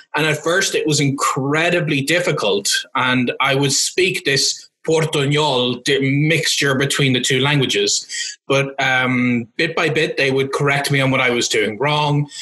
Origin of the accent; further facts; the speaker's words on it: Cavan, Ulster, Ireland; first language English; moved away; my hometown of Cavan in Ireland